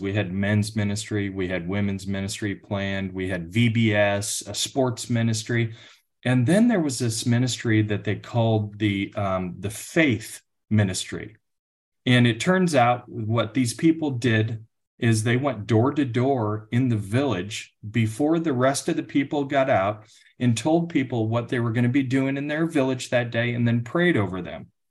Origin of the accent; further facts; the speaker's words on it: outside Chicago, Illinois, United States; now in Texas, United States; I grew up outside Chicago in one of the northwest suburbs.